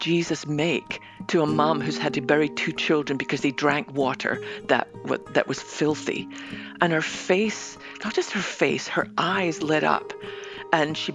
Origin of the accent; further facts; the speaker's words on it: west coast of Scotland, United Kingdom; now in Dallas, United States; I might live in Dallas, Texas, but I was born on the west coast of Scotland